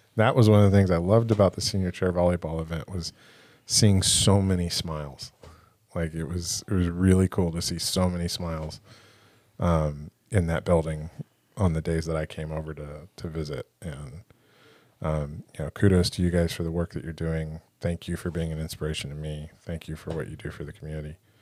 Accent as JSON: {"language": "English", "town": "Encinitas", "region": "California", "country": "United States", "tie": "born or raised there", "lives_now": "Oceanside, United States", "said": "I grew up in Encinitas and I live in Oceanside"}